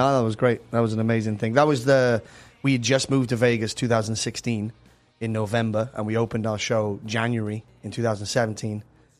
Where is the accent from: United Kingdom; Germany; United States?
United Kingdom; Cardiff, Wales; moved away; I'm from Cardiff in Wales